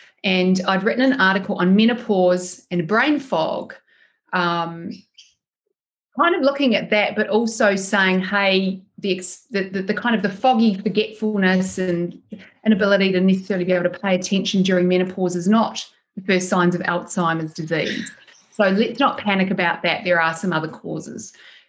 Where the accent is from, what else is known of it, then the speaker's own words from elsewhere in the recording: New Zealand; baby brain isn't really a thing where I'm from, because I grew up in New Zealand.